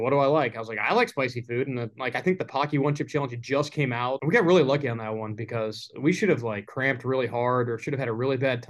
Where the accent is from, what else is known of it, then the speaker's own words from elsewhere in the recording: Buffalo, New York, United States; I'm from Buffalo, New York. Like, I was originally that's where I was born